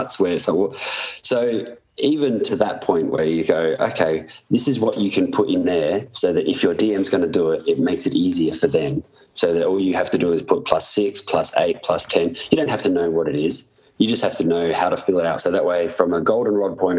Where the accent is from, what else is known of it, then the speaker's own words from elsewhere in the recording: Adelaide, South Australia, Australia; moved away as an adult; I had access to a European passport or a British passport because I'm from Adelaide